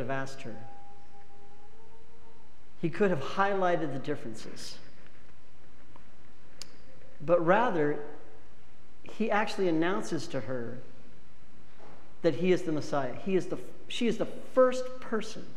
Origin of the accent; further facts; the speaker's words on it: Wyoming, United States; I'm from Wyoming.